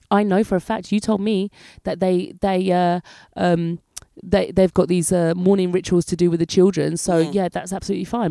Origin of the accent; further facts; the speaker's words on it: England, United Kingdom; moved away as an adult; now in France; I'm English